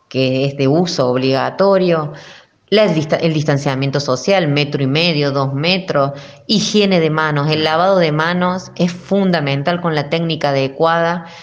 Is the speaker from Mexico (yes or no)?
no; Argentina; Sé que somos muy argentinos, sé que necesitamos el abrazo, sé que somos familiares